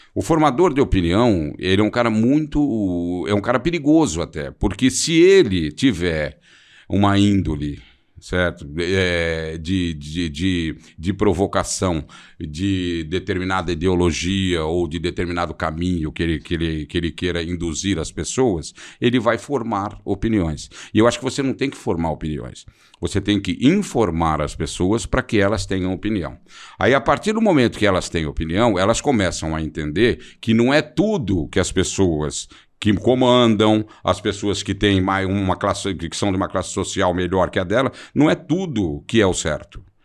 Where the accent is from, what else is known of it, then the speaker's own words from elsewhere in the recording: São Paulo, Brazil; eu voltei do Morumbi para Santana, para o Alto de Santana, da, da, onde eu sempre morei, onde eu nasci